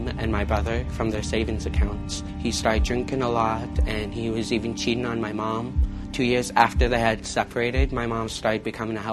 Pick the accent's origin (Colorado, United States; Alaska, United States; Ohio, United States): Alaska, United States; Anchorage; I was born in Anchorage, Alaska, around the springtime.